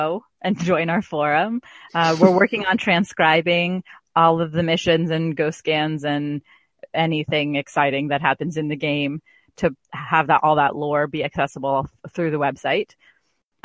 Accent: United States; I'm American

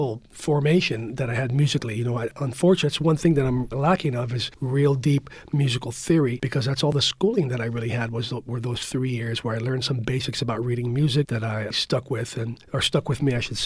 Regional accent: San Francisco, California, United States; I was born and raised in the Mission District, born on 22nd and Harrison and raised up on Bernal Heights

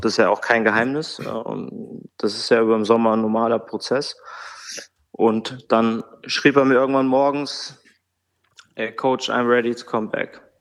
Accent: Bad Hersfeld, Hesse, Germany; moved away as an adult; also born or lived in Bremerhaven / Hamburg; now in Frankfurt, Germany; in Bad Hersfeld, in meiner Heimatstadt

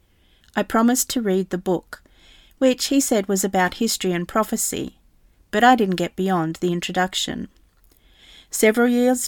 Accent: New Zealand; moved away as an adult; now in England; I left New Zealand, my home country, and was living in England.

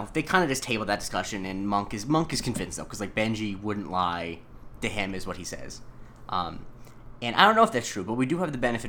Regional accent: Florida, United States; The area I grew up in Florida is 100% the South.

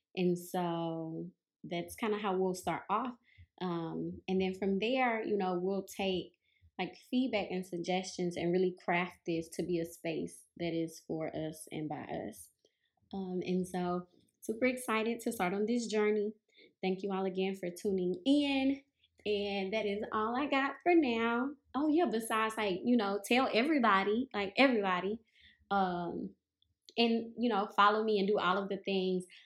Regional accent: Mississippi, United States; moved away as an adult; also born or lived in New Orleans, Louisiana / Memphis, Tennessee; I was born and raised in Mississippi

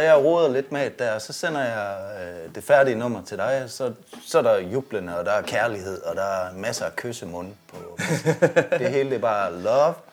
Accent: Jutland, Denmark; vi er jo jyder

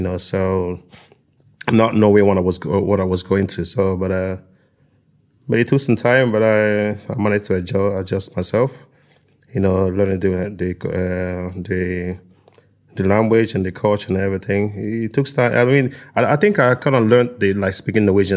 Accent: Nigeria; now in Norway; I'm from a tropical place, you know, I'm from Nigeria

